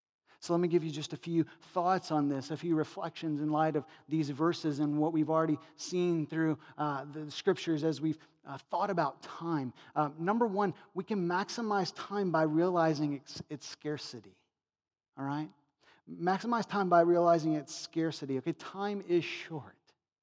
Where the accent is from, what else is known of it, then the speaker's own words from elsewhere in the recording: United States; Because we're American materialists wrapped up in our money.